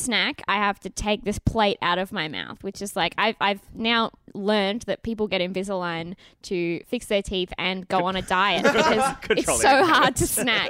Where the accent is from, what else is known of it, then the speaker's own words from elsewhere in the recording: Melton, Victoria, Australia; also born or lived in Bullengarook; I'm white. Okay. This is how I was born. You know, I grew up in Melton before Bullingarook.